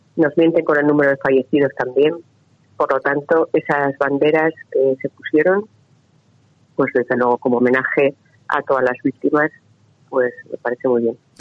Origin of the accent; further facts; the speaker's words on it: Navarre, Spain; mi tierra